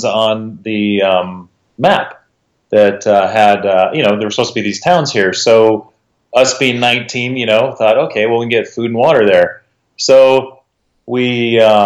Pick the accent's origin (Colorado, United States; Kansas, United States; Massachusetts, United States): Colorado, United States; Boulder; also born or lived in Indianapolis, Indiana / Poughkeepsie, New York; now in Denver, United States; grew up in Boulder, Colorado, back in the 60s and 70s.